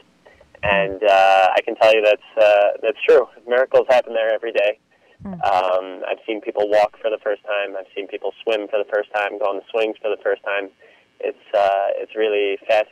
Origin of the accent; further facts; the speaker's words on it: New York City, New York, United States; also born or lived in Israel; I grew up in Queens